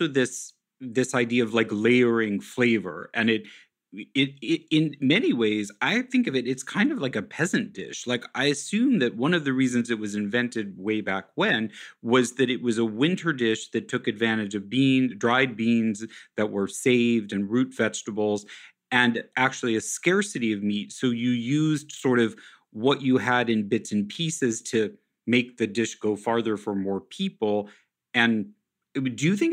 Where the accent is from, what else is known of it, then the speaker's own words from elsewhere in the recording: Kansas City, United States; I grew up in Kansas City